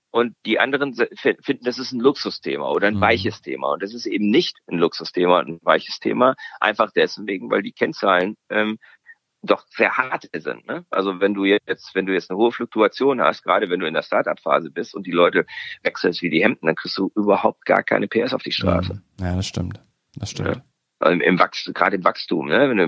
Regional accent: Sweden; Ne, ich als Schwede, für mich ist es sehr magnetisch

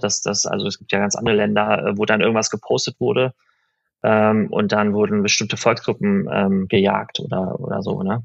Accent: Berlin, Germany; also born or lived in Iran; in, in, in Berlin äh, bin ich dann aufgewachsen

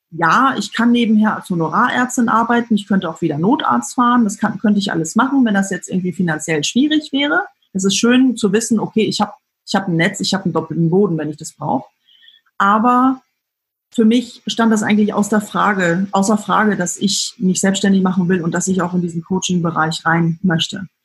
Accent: Frankfurt, Hesse, Germany; ich komme aus dem Frankfurter Raum, muss ich sagen

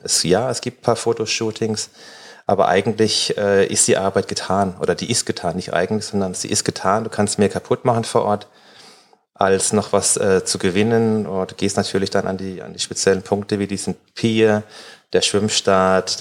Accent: Dörlesberg, Baden-Württemberg, Germany; now in Mannheim, Germany; auf dem Dorf, wo ich groß geworden bin, in Dördesberg, das sind 600 Einwohner

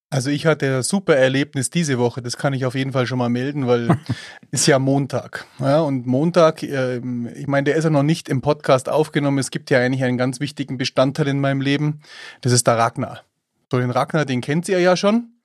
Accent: Eichenau, Bavaria, Germany; ich bin ja in Eichenau aufgewachsen.

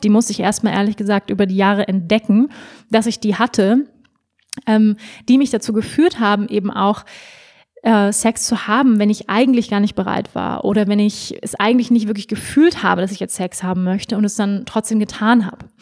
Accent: Schleswig-Holstein, Germany; also born or lived in Hamburg; ich bin in Hamburg geboren. Wir sind dann aufs Land gezogen nach Schleswig-Holstein

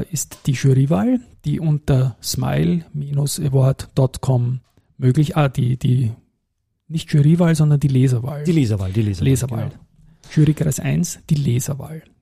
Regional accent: Austria; bin natürlich saustolz gewesen, das in der Dachregion als Österreicher zweimal gewonnen zu haben.

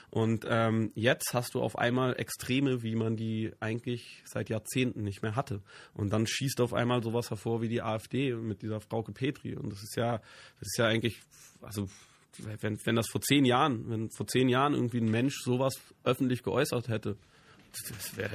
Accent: Berlin, Germany; Ich bin, ich bin nicht nur in Westberlin groß geworden, sondern sogar im amerikanischen Sektor.

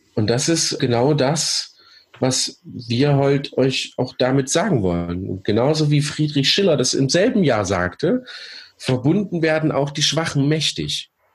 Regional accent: Thuringia, Germany; Thüringen kennt, äh, meine Heimat, Geburtort übrigens, äh, hm. mein Geburtsland, Bundesland sozusagen

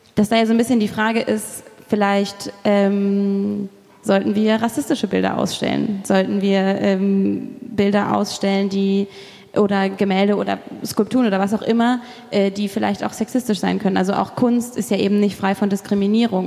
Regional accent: Kassel, Hesse, Germany; moved away; ich bin in Kassel zur Schule gegangen, da ist die Dokumenta

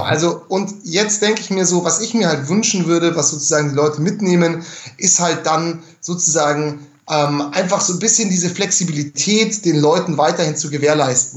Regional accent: Munich, Bavaria, Germany; ich bin ja ein Münchner

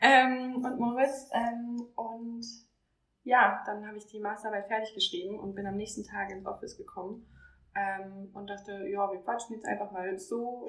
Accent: near Heidelberg, Baden-Württemberg, Germany; ich komme aus der Nähe von Heidelberg, ähm, heißt da, wo auch Snox jetzt eigentlich ist, Mannheim-Heidelberg, ähm, komme da ursprünglich her

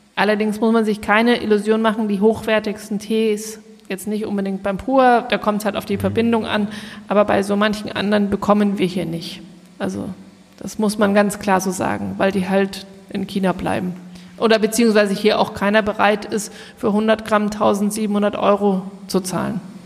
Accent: Munich, Bavaria, Germany; als Münchner

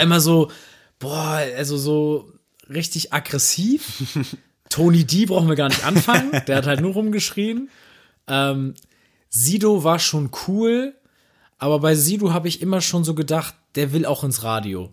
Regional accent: Neumünster, Schleswig-Holstein, Germany; ich kenne das aus Neumünster

